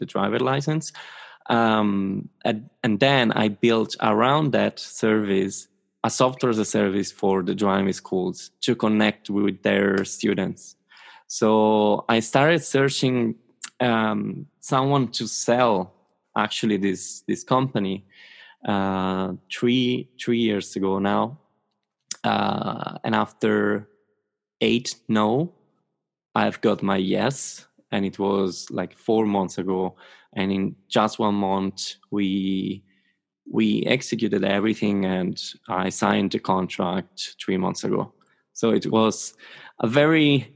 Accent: Rome, Lazio, Italy; I'm from Rome

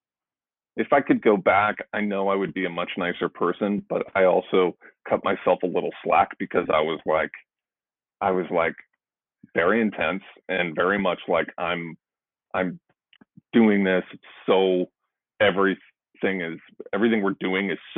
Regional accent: St. Louis, Missouri, United States; moved away as an adult; also born or lived in Chicago; I'm from St. Louis

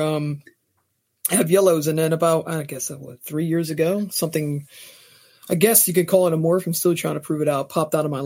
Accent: New Jersey, United States; born and raised in New Jersey

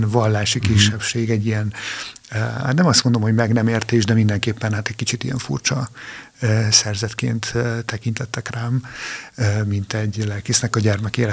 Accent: Transylvania, Arad County, Romania; moved away as an adult; now in Hungary; én Arad megyében egy kis faluban nőttem fel

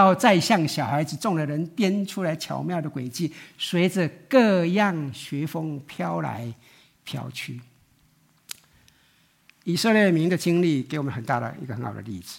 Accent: Taiwan; 这我们从台湾来都很清楚的啊。

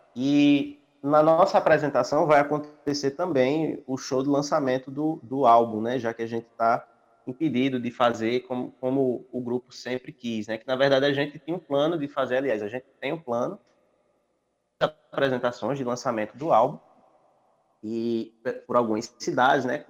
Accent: Serra Talhada, Pernambuco, Brazil; moved away; eu também vim de Serra Talhada

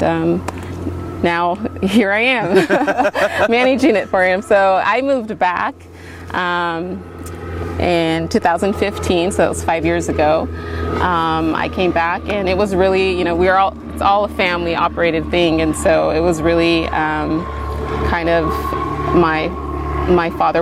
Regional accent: Gaston, Oregon, United States; now in Dayton, United States; I grew up out in Gaston

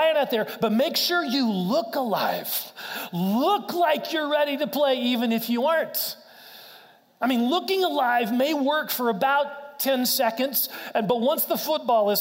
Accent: Wichita, Kansas, United States; I grew up in Wichita, Kansas, went to K-State

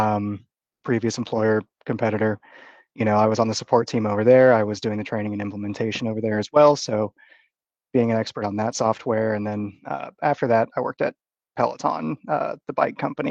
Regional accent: Austin, Texas, United States; also born or lived in Dallas, Texas; I'm from the Dallas area. I lived there for about 10 years, but grew up in Austin

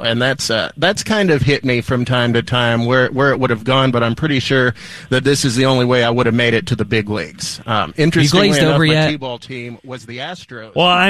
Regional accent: Andrews, Texas, United States; I grew up in West Texas. I'm an Andrews Mustang.

